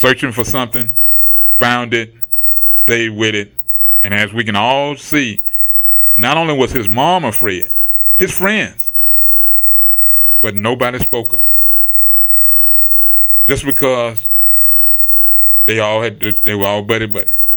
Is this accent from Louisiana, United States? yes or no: yes; Mansfield, Louisiana, United States; a ugly part of my childhood growing up in Mansfield, Louisiana